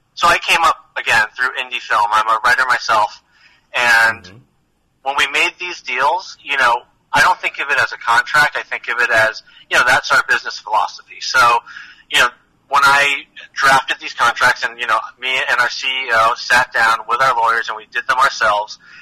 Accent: outside of Boston, Massachusetts, United States; I grew up outside of Boston

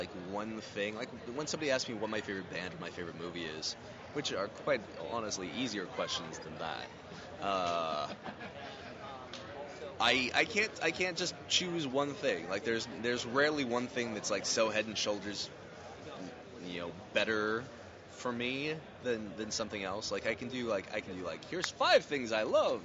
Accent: Fairbanks, Alaska, United States; moved away as an adult; my hometown of Fairbanks, Alaska, is colder and darker than Antarctica during that time

